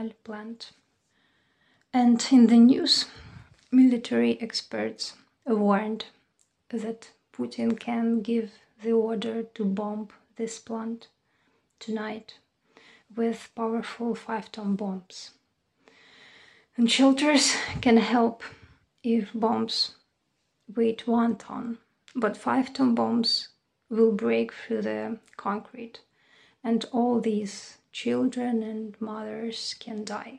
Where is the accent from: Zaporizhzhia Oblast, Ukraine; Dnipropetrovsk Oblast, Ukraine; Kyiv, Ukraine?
Dnipropetrovsk Oblast, Ukraine; Dnipro; moved away as an adult; now in Chernivtsi, Ukraine; My hometown is Dnipro